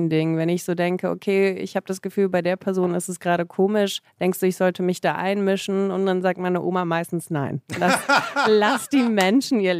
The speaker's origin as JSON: {"language": "German", "country": "Germany", "tie": "born there", "said": "Ja, man äh, spekuliert, dass ich gezeugt wurde in Russland"}